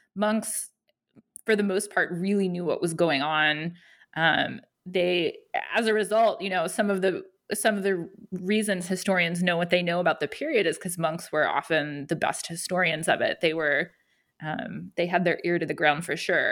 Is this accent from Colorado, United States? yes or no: yes; Denver, Colorado, United States; moved away as an adult; now in Athens, Georgia, United States; I am from Denver, Colorado originally